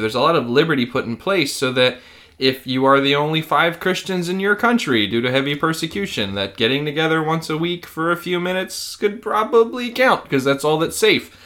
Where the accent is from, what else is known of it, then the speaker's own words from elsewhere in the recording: United States; as an American